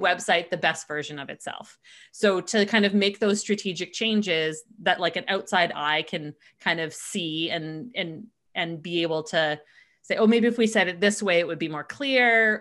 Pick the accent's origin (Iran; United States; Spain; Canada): Canada; we're Canadian